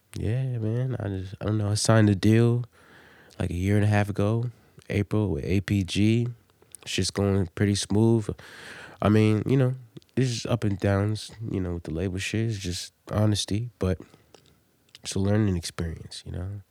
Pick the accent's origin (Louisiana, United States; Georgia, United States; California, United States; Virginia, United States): Virginia, United States; Norfolk; also born or lived in Delaware; I'm from Virginia, man. I'm from Norfolk. I was born in Norfolk